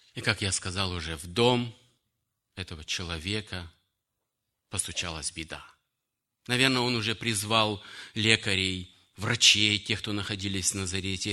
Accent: Kyrgyzstan; moved away; also born or lived in Russia; Я считаю своим отечеством Киргизию, потому что я там вырос, женился, обратился к Богу и провел многие годы в Киргизстане. Хотя родился в Российской Федерации

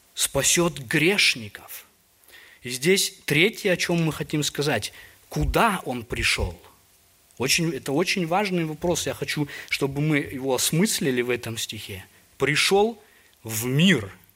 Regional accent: Almaty, Kazakhstan; Я вот родом из Алматы, у нас были горы там рядом

